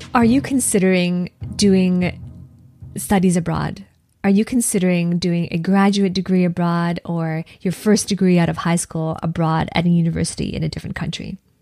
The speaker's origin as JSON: {"language": "English", "country": "Canada", "also_born_or_lived": "Edinburgh, United Kingdom", "said": "as a Canadian"}